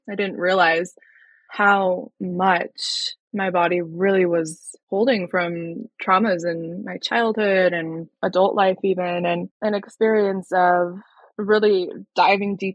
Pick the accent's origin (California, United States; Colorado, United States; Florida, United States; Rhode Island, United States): Colorado, United States; from Colorado, born and raised, still live here in Northern Colorado.